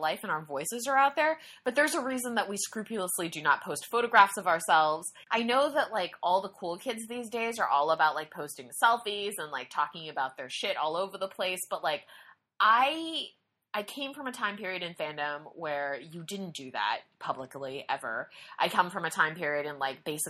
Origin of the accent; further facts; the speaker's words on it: United States; I'm an American.